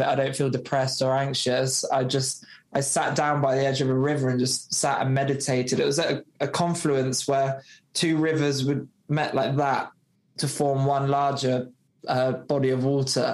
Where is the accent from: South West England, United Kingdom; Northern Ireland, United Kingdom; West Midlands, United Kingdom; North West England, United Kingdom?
South West England, United Kingdom; Somerset; I came from Somerset